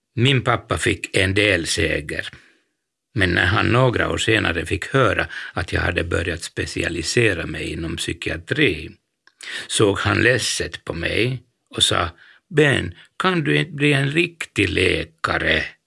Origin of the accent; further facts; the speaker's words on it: Helsinki, Uusimaa, Finland; jag var från Helsingfors